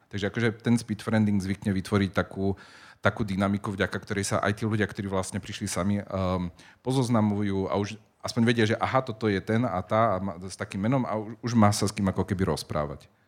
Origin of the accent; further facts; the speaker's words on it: Spišská Nová Ves, Košice Region, Slovakia; moved away; also born or lived in Prague, Czech Republic / Bratislava; pochádzam zo Spišskej Novej Vsi